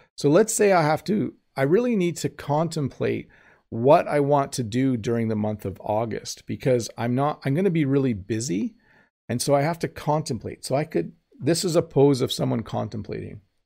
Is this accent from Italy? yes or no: no; Canada; I'm Canadian